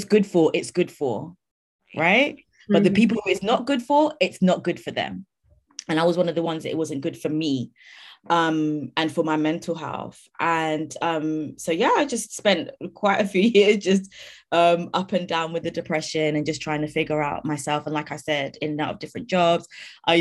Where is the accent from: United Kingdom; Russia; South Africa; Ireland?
United Kingdom; London; I grew up in London